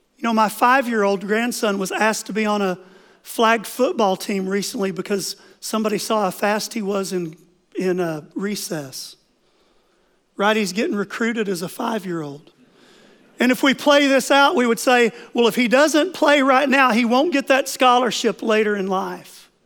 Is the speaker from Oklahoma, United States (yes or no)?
yes; Oklahoma, United States; moved away; I grew up in Oklahoma on five acres